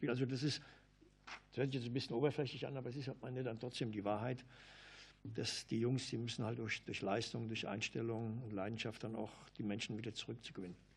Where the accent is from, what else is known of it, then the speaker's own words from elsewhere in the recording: Hanau, Hesse, Germany; In meiner Heimatstadt in Hanau mal in der Schule einen eingeweiht, kann ich mich noch gut daran erinnern.